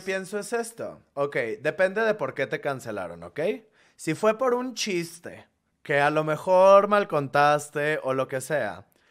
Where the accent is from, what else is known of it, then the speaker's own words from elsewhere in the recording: Monterrey, Nuevo León, Mexico; moved away as an adult; now in Mexico City, Mexico; nuestro gentilicio es regiomontanos